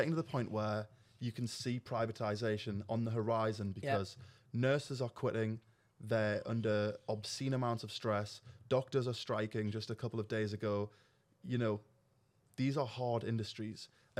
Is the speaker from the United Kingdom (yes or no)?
yes; United Kingdom; as a British person